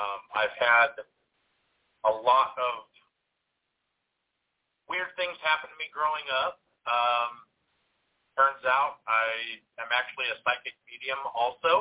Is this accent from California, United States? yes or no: yes; Central Valley of California, United States; also born or lived in northern Mississippi; now in Mississippi, United States; I'm from the Central Valley of California, but I live in northern Mississippi